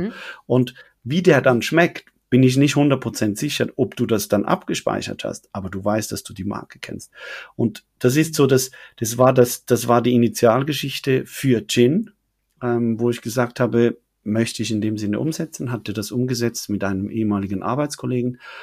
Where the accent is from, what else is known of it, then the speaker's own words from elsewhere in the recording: Switzerland; accent: Swiss; als Schweizer, wir können Hochdeutsch zwar sprechen